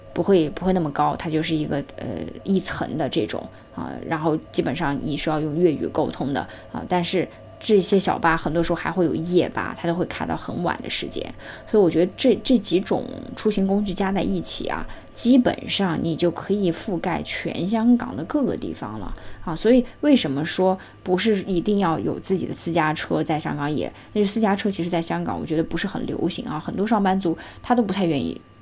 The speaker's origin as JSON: {"language": "Chinese", "region": "Xinjiang", "country": "China", "tie": "born or raised there", "moved": "yes", "lives_now": "Hong Kong", "said": "香港与我来讲，我觉得也算是个第二故乡了啊，虽然我说我身在新疆，但是香港真的待的时间就是蛮久"}